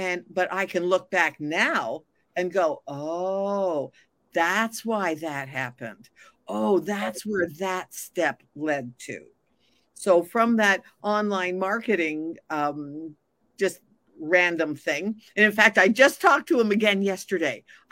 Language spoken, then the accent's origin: English; Montreal, Quebec, Canada; moved away; I'm originally from Montreal